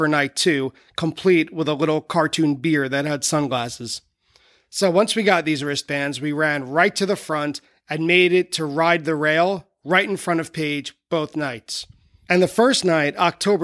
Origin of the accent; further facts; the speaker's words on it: Merrick, New York, United States; I grew up on the south shore of Long Island in a town called Merrick